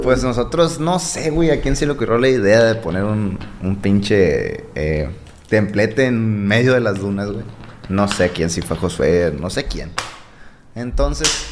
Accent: Guasave, Sinaloa, Mexico; also born or lived in Los Mochis, Sinaloa / Adolfo Ruiz Cortines, Sinaloa; Soy de Guasave, pues nací en Mochis, pero me crié en Guasave toda mi vida.

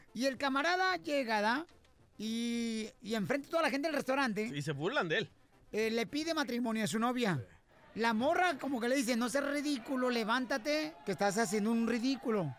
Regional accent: Ocotlán, Jalisco, Mexico; mi pueblo sí, o sea, sí, sí hay baches y todo, hay baches en Ocotlán, Jalisco, ¿verdad? Pero está bonito mi pueblo

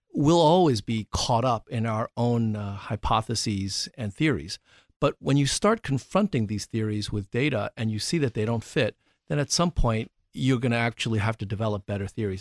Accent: New York City, New York, United States; moved away; I grew up in New York City

